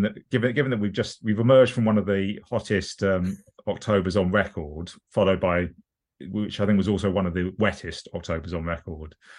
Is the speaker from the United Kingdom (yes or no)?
yes; London, United Kingdom; I grew up in um, southwest London. I mean, living in southeast London at the moment